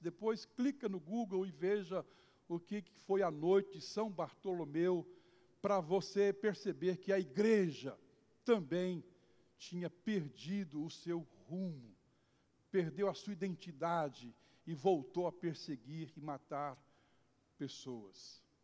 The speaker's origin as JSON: {"language": "Portuguese", "country": "Brazil", "said": "nós somos cidadãos brasileiros"}